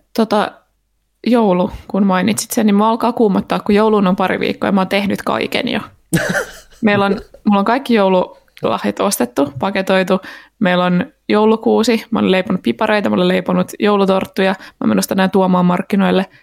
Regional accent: Turku, Southwest Finland, Finland; olen Turusta

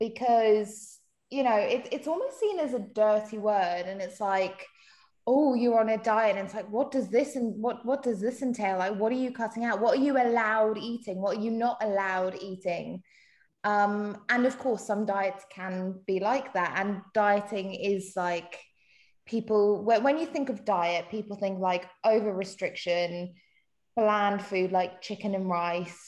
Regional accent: South Africa; moved away; I'm not even English. I'm actually South African.

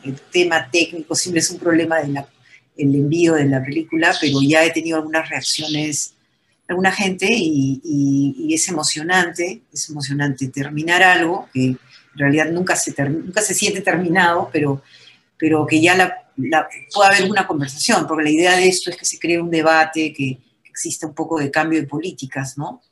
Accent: Peru; unirnos como peruanos

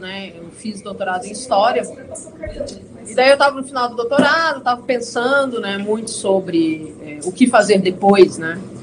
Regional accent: Brasília, Federal District, Brazil; now in Porto Alegre, Brazil; Eu sou originalmente sou nascida em Brasília

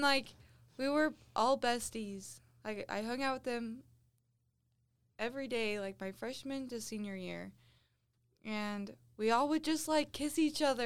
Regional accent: central Utah, United States; This is in central Utah. Very rural.

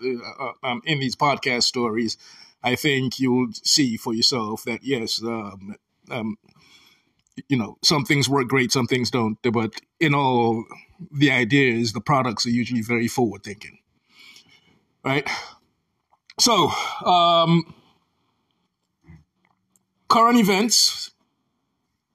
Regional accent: Sierra Leone; now in United States; As an African, I am from Sierra Leone, West Africa, a very small country.

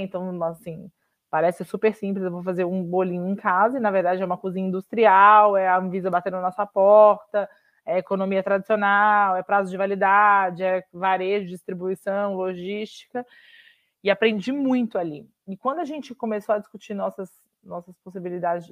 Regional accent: Minas Gerais, Brazil; sou mineira e advogada de formação

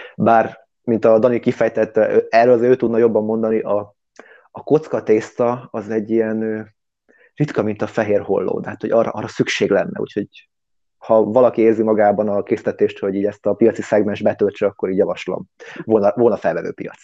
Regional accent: Hungary; moved away as an adult; now in London, United Kingdom; magyar vagyok

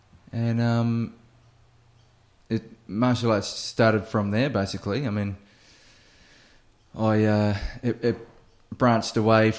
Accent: New Zealand; moved away as an adult; now in Australia; I am originally from New Zealand

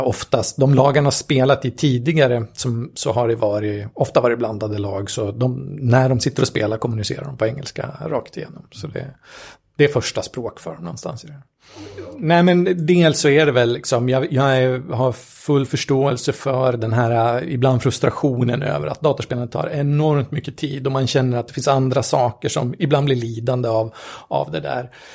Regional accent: Gävle, Gävleborg County, Sweden; vi kommer från en från Gävle, så det är ju hockeystad med, med stort H där

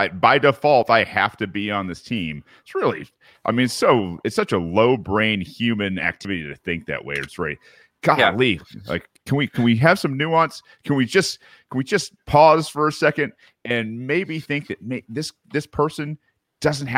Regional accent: Georgia, United States; I grew up down here in Georgia in the South, like in the 80s and 90s

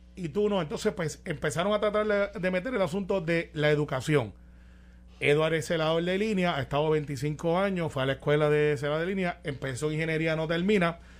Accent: Guaynabo, Puerto Rico; los que somos de Guaynabo, y yo soy del campo, yo soy de Santa Rosa y mami es sonadora

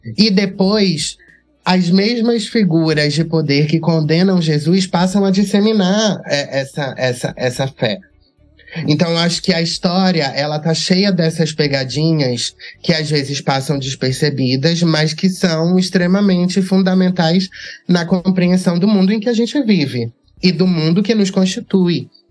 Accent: Catu, Bahia, Brazil; Eu, eu sou de Catu, que é uma cidade no, na região metropolitana de Salvador

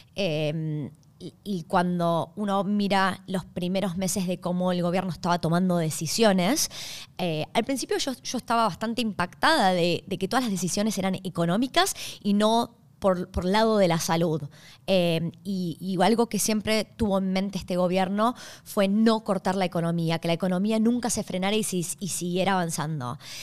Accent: Argentina; moved away as an adult; now in Australia; yo soy originalmente de Argentina y estoy viviendo en Australia hace casi seis años.

